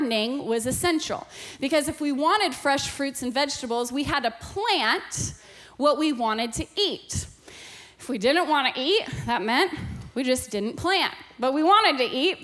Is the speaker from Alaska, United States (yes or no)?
yes; Alaska, United States; I was born and raised in Alaska, and growing up in Alaska